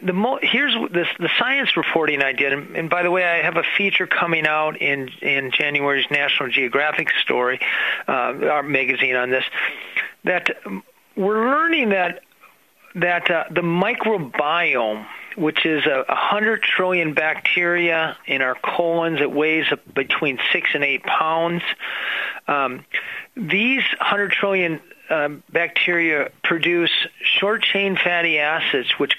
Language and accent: English; Minnesota, United States; I'm a Minnesotan